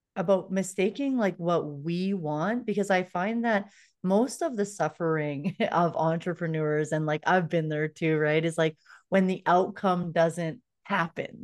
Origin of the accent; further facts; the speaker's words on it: Canada; I'm from Canada